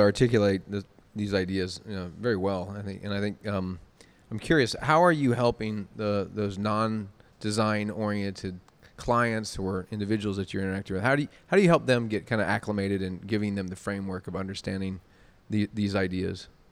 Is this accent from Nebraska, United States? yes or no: yes; Omaha, Nebraska, United States; moved away as an adult; also born or lived in Indianapolis / Boston / Wenham, Massachusetts; now in Atlanta, United States; moved back, where I'm originally from Omaha